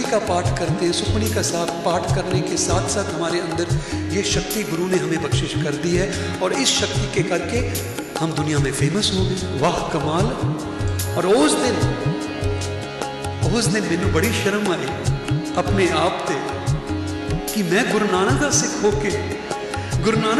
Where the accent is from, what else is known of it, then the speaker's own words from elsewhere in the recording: Jhansi, Uttar Pradesh, India; ਜਿੱਥੇ ਦੀ ਮੇਰੀ ਪੈਦਾਇਸ਼ ਹੈ ਝਾਂਸੀ ਉੱਤਰ ਪ੍ਰਦੇਸ਼